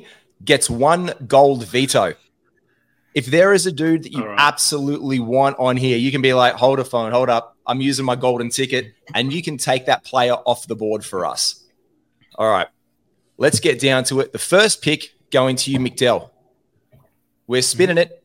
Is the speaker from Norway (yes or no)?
no; Australia; being four Australian blokes